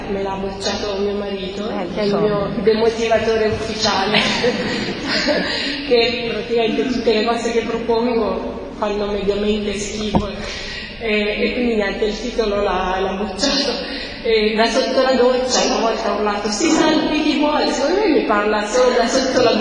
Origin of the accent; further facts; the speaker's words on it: Perugia, Umbria, Italy; now in Rome, Italy; quando sono arrivata a Roma, io ero, sono cresciuta in parrocchia a Perugia e quando sono arrivata a Roma